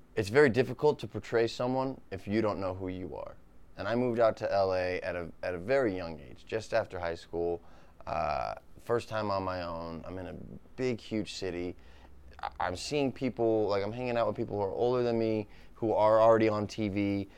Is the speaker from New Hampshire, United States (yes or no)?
yes; New Hampshire, United States; moved away as an adult; now in Los Angeles, United States; I love my hometown. It's beautiful.